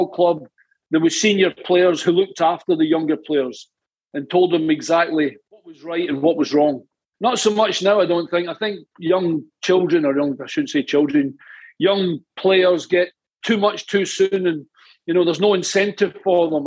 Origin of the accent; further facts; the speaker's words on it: Ayr, Scotland, United Kingdom; I was born in Ayr in Scotland on the West Coast. And I joined the boys club there.